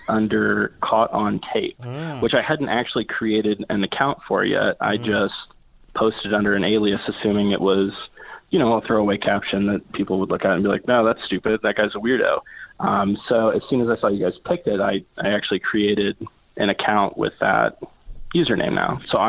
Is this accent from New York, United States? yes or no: no; Ohio, United States